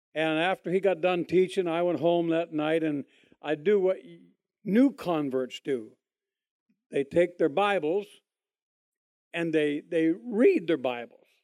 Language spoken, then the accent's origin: English; Toronto, Ontario, Canada; moved away; I was born in Canada, Toronto, Canada, a long, long, long, long time ago